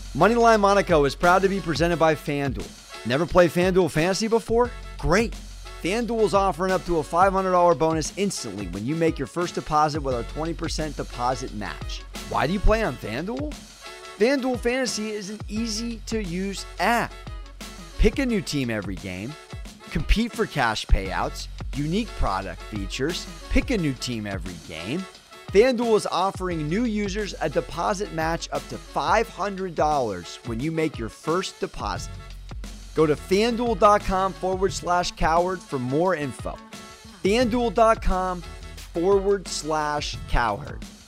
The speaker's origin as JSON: {"language": "English", "town": "San Diego", "region": "California", "country": "United States", "said": "I'm from San Diego, recovering San Diego Chargers fan"}